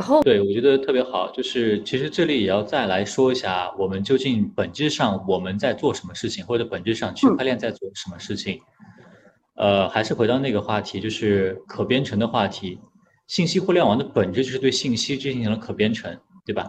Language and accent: Chinese; China; 我们中国人